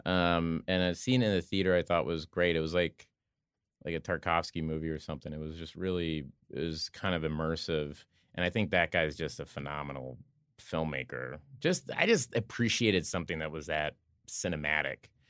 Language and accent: English; Oklahoma, United States; I'm from Oklahoma